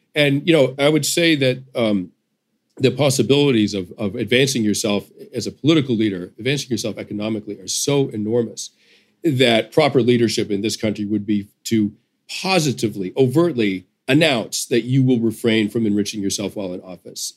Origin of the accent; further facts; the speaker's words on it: United States; as an American